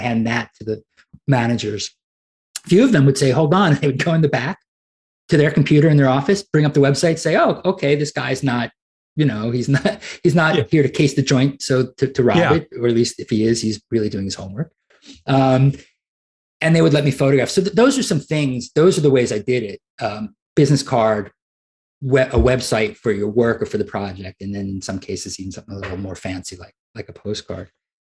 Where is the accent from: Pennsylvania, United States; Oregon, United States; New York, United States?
New York, United States; New York City; now in Arkansas, United States; I'm from Brooklyn